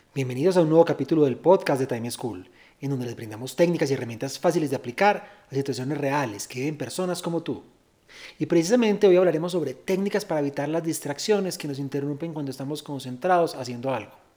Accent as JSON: {"language": "Spanish", "town": "Medellín", "region": "Antioquia", "country": "Colombia", "said": "soy de Medellín"}